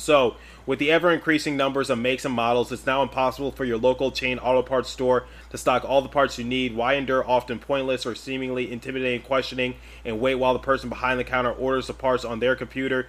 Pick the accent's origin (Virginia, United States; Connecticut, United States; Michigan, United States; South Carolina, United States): Michigan, United States; I was raised in Michigan and I currently attend a school in Michigan